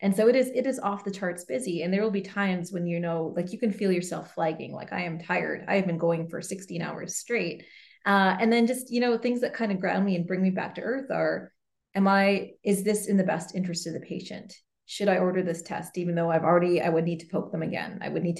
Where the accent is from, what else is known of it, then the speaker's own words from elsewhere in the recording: Canada; I'm Canadian, I'm female.